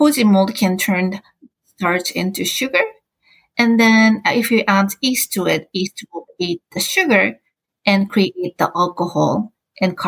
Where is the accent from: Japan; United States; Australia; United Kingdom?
Japan; English is a second language